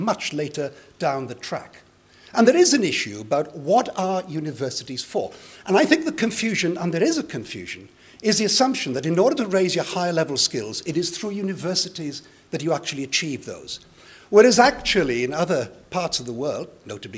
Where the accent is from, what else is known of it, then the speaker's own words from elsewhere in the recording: Llanelli, Wales, United Kingdom; first language Welsh; English is a second language; I went to primary school for the first time in Llanelli, the first to be educated entirely through the medium of Welsh. I learnt English as a foreign language